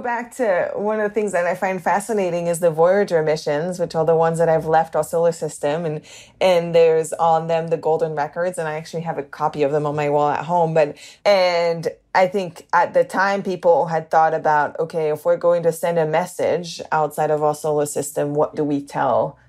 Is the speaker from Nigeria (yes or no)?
no; the north of England, United Kingdom; accent: northern; also born or lived in Canada; I grew up in England, and I went to an all girls school in England.